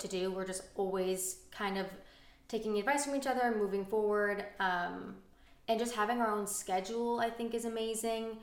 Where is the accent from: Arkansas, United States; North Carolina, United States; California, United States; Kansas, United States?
California, United States; Orange County; growing up in Orange County and being close to family